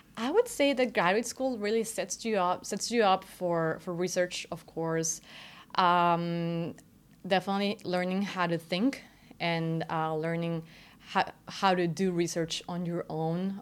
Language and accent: English; Querétaro, Mexico; moved away as an adult; now in United States; I was born and raised in Querétaro, Mexico